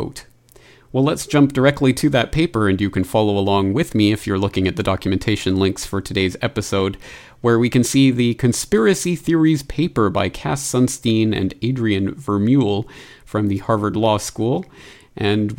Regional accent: Canada; my home country of Canada

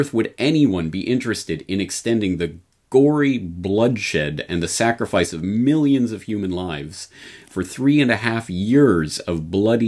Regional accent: Canada; now in Japan; a Canadian in Japan

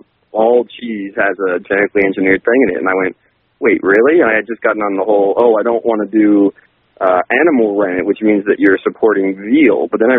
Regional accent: California, United States; I'm sort of a cheesehead, even though I'm from California

